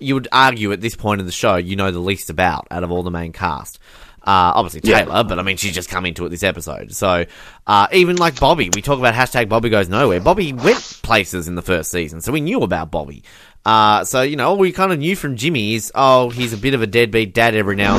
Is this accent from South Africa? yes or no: no; Australia; as an Australian